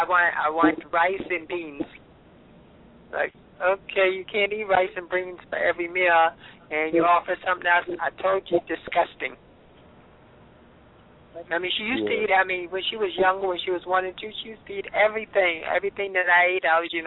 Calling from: New York, United States; 215 number, but I'm calling from New York.

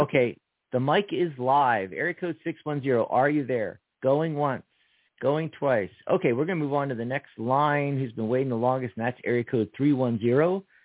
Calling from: New York, United States; I'm calling from New York

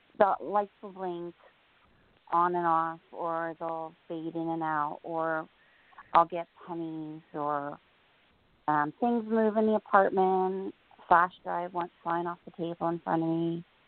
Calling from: New Jersey, United States; Hi, Jorianne … I'm in New Jersey.

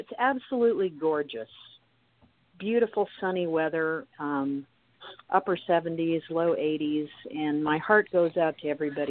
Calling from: Kansas, United States; I'm calling from Kansas, from the middle of the country.

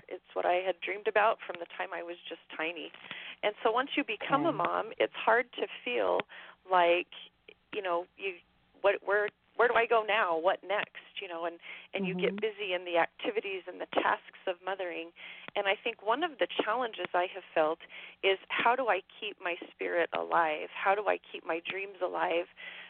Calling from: Wyoming, United States; I am calling from Wyoming, in the middle of nowhere.

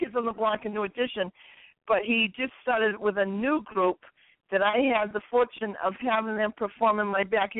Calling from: Massachusetts, United States; also born or lived in New Bedford, Massachusetts; I'm calling you from Massachusetts.

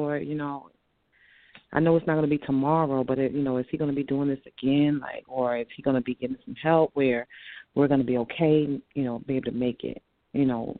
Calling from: Virginia, United States

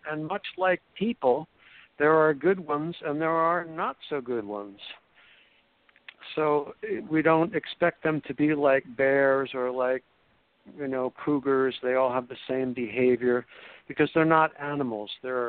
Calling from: Florida, United States; I am indeed calling from Florida, just post Hurricane Matthew

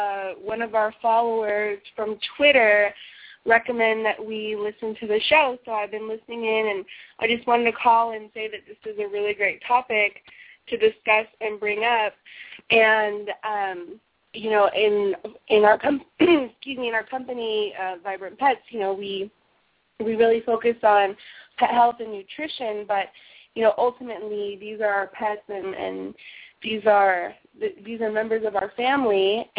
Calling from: Washington, District of Columbia, United States; I'm calling from Washington, D.C.

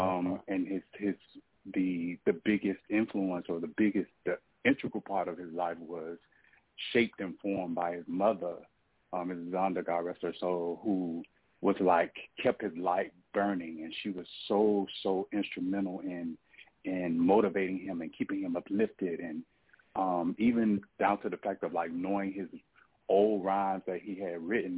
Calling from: Atlanta, Georgia, United States; I'm calling from Atlanta, Georgia.

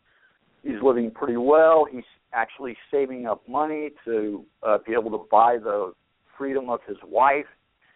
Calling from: Phoenix, Arizona, United States; Phoenix, Arizona.

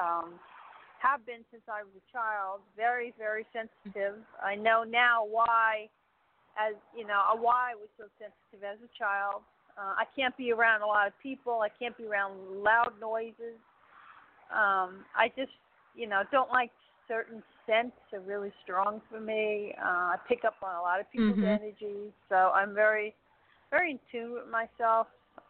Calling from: Florida, United States; from Florida.

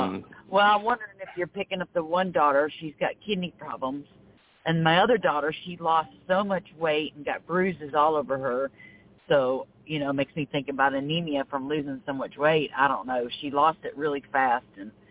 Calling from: Florida, United States; I am calling from Florida.

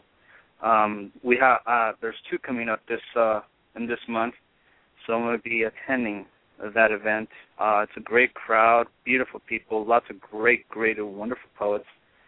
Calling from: Hollywood, California, United States; Hollywood, California.

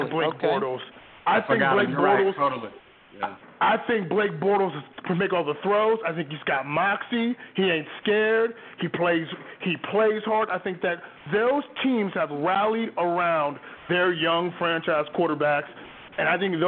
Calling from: New York City, New York, United States; calling from Brooklyn.

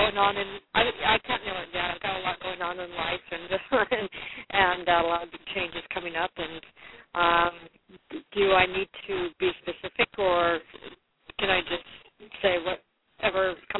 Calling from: Washington, United States; I'm calling from Washington State

